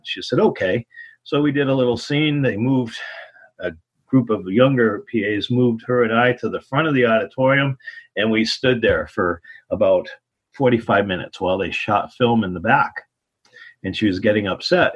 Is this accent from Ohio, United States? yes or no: no; Ludlow, Massachusetts, United States; I grew up in Ludlow, Massachusetts, uh, in basically the Pioneer Valley area of Springfield, Mass